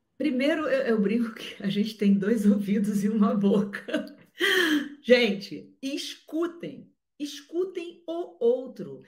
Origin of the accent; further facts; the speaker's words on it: Rio de Janeiro, Brazil; eu sou carioca